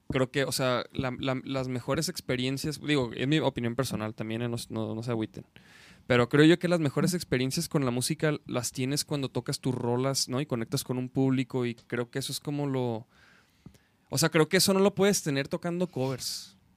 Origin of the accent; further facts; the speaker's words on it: Chihuahua, Mexico; Soy de Chihuahua, Chihuahua.